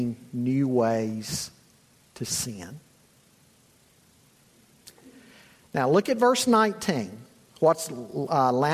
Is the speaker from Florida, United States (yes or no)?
no; Charlotte, North Carolina, United States; moved away; also born or lived in Boone's Mill, Virginia; I grew up in Charlotte.